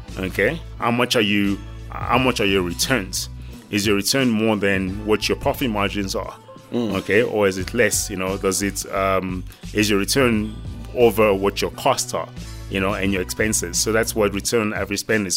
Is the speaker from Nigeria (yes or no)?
yes; Nigeria; now in South Africa; Nigerian born. Um, came here and now I'm a proud South African.